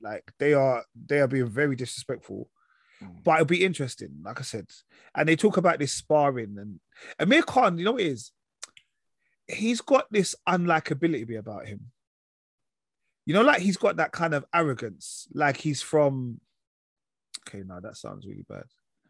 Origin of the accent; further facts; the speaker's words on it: London, United Kingdom; also born or lived in Isle of Dogs; I was born in Mile End